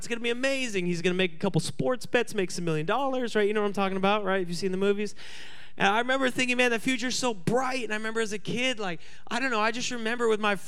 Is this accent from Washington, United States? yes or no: yes; Seattle, Washington, United States; everyone I grew up with in Seattle